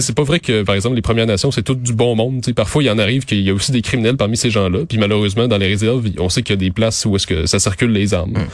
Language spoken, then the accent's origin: French; Montérégie, Quebec, Canada; moved away as an adult; now in Montreal, Canada; je viens de la, de Montérégie